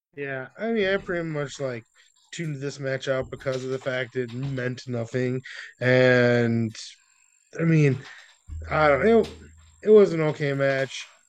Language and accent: English; United States; we're also from America and, like, we're white